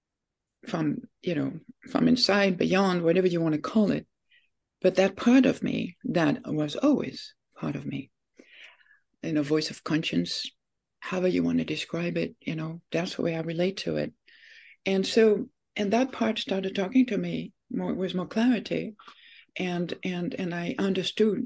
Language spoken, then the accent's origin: English; France; moved away as an adult; now in United States; I was born in France, and when I was 19